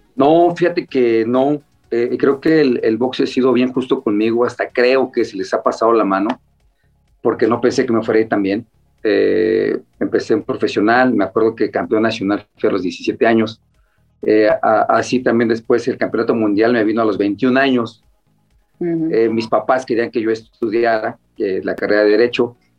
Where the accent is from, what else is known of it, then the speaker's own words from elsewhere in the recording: Mexico City, Mexico; yo soy de Iztacalco, de los picos Iztacalco, allá en la Ciudad de México. Eh, diario nos teníamos que pelear dos o tres veces en la escuela